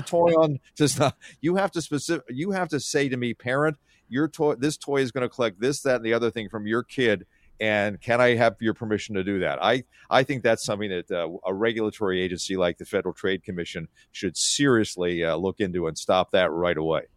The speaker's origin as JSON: {"language": "English", "town": "Philadelphia", "region": "Pennsylvania", "country": "United States", "tie": "born or raised there", "also_born_or_lived": "Syracuse", "moved": "yes", "lives_now": "Seattle, United States", "said": "I grew up on the East Coast, so Philadelphia, and I went to school at Syracuse."}